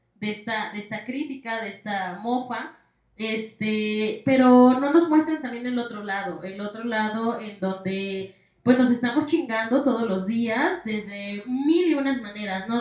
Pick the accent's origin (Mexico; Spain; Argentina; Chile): Mexico; como mexicanos